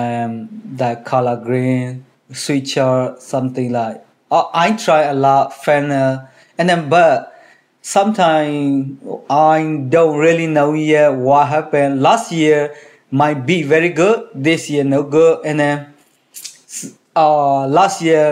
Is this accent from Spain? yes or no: no; Myanmar; English is a second language; moved away as an adult; also born or lived in Illinois; now in Kansas City, United States; I'm from Burma, and then United States, and it's already 6 years, but Kansas City is almost 4 years